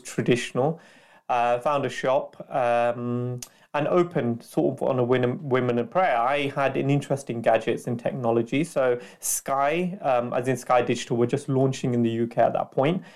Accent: Leicester, East Midlands, United Kingdom; also born or lived in London; I'm from Leicester, um, that's my hometown, so I went back to Leicester

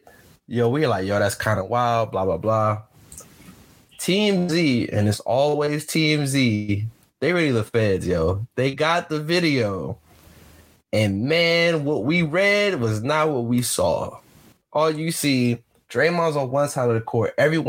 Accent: Saginaw, Michigan, United States; I'm from Saginaw.

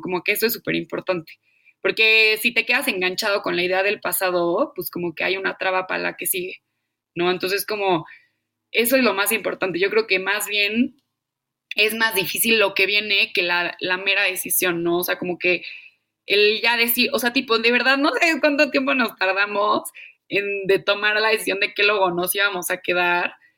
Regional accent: Mexico; moved away as an adult

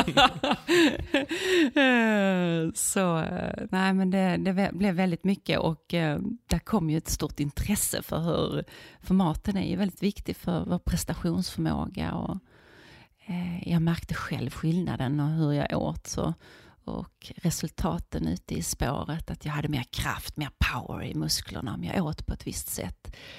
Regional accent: Viken, Skåne, Sweden; Alltså jag är uppvuxen i Skåne i en liten fiskeby som heter Viken

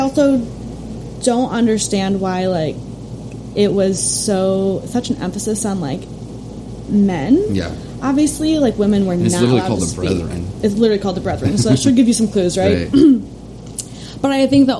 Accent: Chicago, Illinois, United States; I grew up in the suburbs of Chicago.

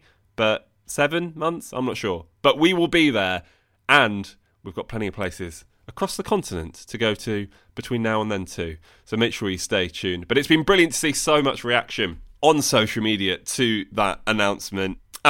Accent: Bologna, Emilia-Romagna, Italy; Even though I would have loved it to be in my hometown of Bologna, my heart is still full of joy for this beautiful contest.

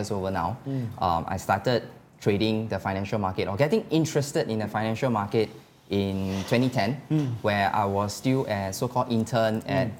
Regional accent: Singapore; being a Singaporean

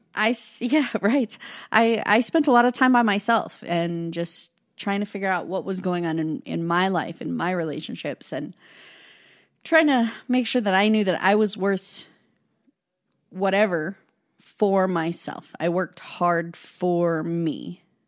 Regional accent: Casper, Wyoming, United States; I was born and raised in Casper, Wyoming

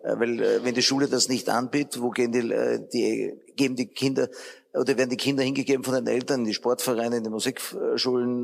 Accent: Austria; wir eher als Österreicher sehr regulativ veranlagt sind

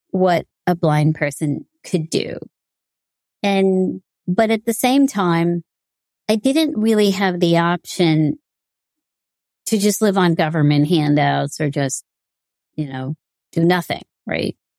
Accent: United States; me being Indian American

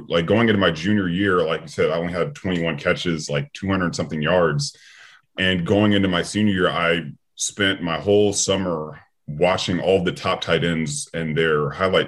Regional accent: Sacramento, California, United States; I'm originally from Sacramento, California

